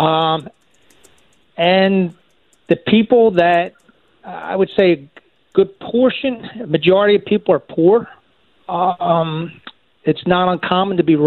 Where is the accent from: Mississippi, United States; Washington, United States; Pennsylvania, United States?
Pennsylvania, United States; Philadelphia; We grew up in South Philly